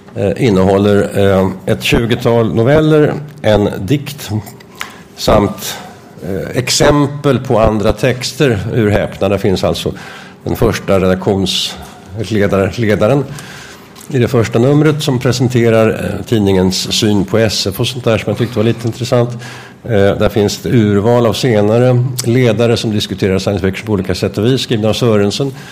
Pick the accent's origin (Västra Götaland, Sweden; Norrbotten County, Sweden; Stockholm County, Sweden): Stockholm County, Sweden; Stockholm; som liten gosse i Stockholm